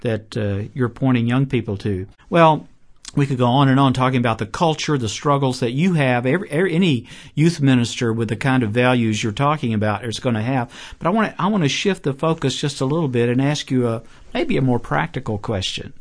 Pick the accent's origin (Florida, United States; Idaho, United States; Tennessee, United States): Tennessee, United States; Chattanooga; Signal Mountain, Tennessee, near Chattanooga, my hometown